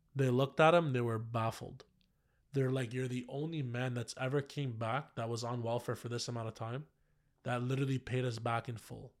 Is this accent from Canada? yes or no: yes; Ottawa, Ontario, Canada; born or raised there